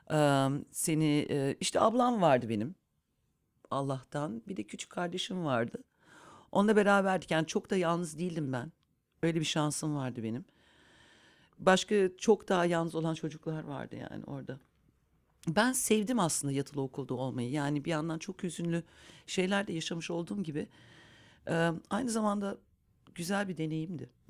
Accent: Munich, Bavaria, Germany; born there; also born or lived in İzmir; Almanya'da doğdum, Münih'te doğdum aslen. Ama Münih'te de hiç yaşamadım.

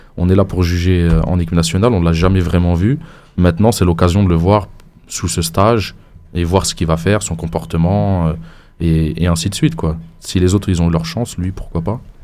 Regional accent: Sétif, Sétif Province, Algeria; chez nous à Steph

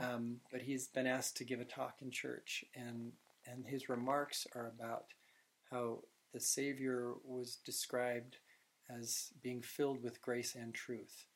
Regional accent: Utah, United States; I said Utah.

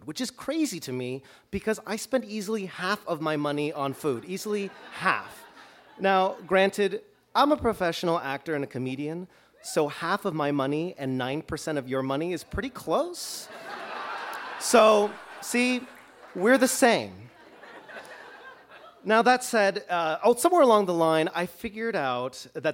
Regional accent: Toronto, Ontario, Canada; now in Chicago, United States; I grew up in Toronto

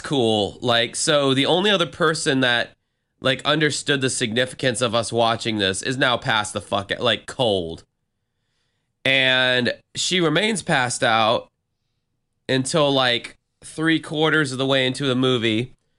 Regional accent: Florida, United States; first language English; my home state of Florida

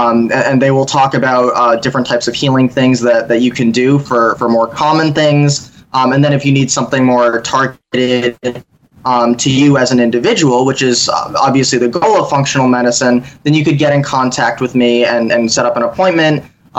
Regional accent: Connecticut, United States; But I'm originally from Connecticut, so most of the people that I've worked with are there.

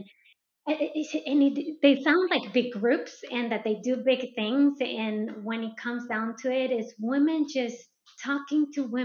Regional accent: Colombia; moved away; I am originally from South America, from Colombia, so as a Latino

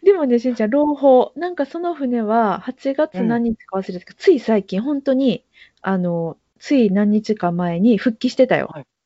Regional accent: Kobe, Hyogo, Japan; 地元のものです

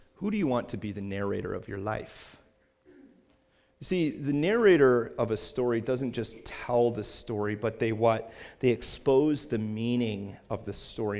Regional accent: Cape Cod, Massachusetts, United States; I was from Cape Cod and that I'm a pastor there

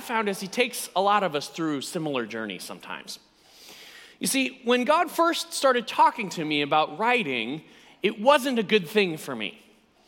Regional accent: United States; You can immediately tell by my accent that I'm not from these parts. I am indeed from the United States, and this is my first visit to the UK

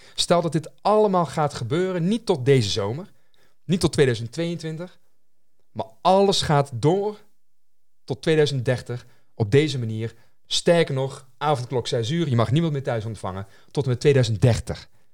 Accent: North Brabant, Netherlands; als Nederlander, hier geboren en getogen, mm, mm, mm. Eh, in het Brabantse land

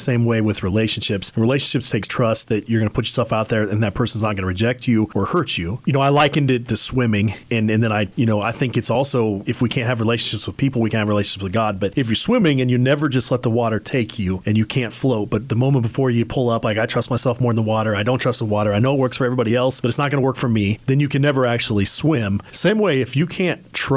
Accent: Hays, Kansas, United States; moved away; I grew up in Hayes. I actually went to Hayes High

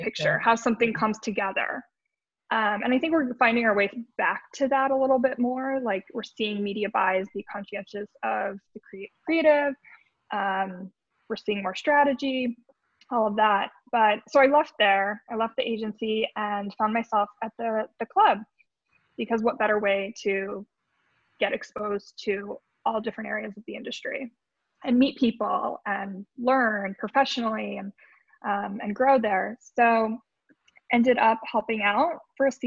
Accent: Colorado, United States; now in New York, United States; I'm originally from Colorado.

